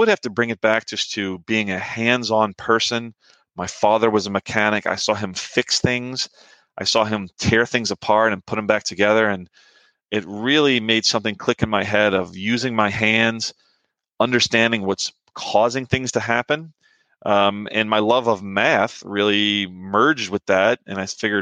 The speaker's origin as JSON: {"language": "English", "town": "New Orleans", "region": "Louisiana", "country": "United States", "tie": "born or raised there", "moved": "yes", "said": "I grew up in New Orleans"}